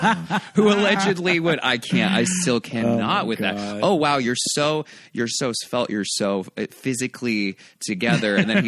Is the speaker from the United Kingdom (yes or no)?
no; Colorado, United States; I went to high school in Colorado with like Hicktown. Like they literally called it Hicktown.